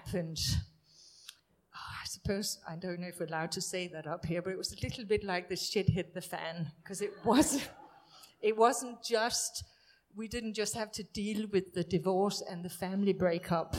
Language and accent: English; Denmark; moved away as an adult; also born or lived in Hemel Hempstead; My husband and I, we're from Denmark